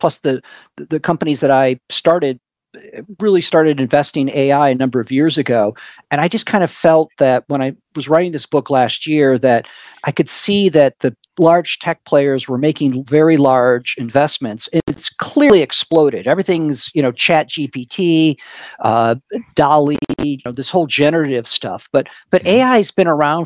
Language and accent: English; Michigan, United States; moved away as an adult; now in Silicon Valley, United States; I grew up in Michigan